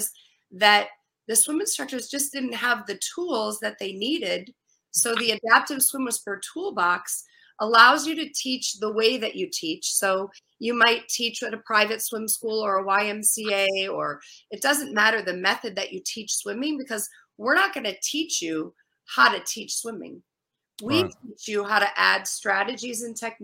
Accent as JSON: {"language": "English", "region": "Minnesota", "country": "United States", "moved": "yes", "lives_now": "East Coast, United States", "said": "I moved from the Midwest. I'm a Midwesterner, Minnesota"}